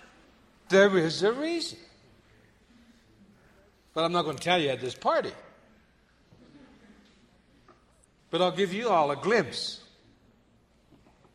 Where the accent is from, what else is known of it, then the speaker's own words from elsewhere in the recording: Yellow Thunder Village, Black Hills, South Dakota, United States; I am an ally from Yellow Thunder Village in the sacred Black Hills